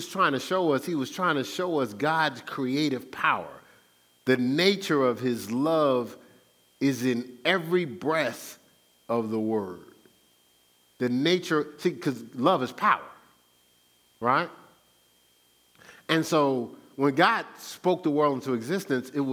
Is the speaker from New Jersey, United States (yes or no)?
yes; Newark, New Jersey, United States; I'm from Brick City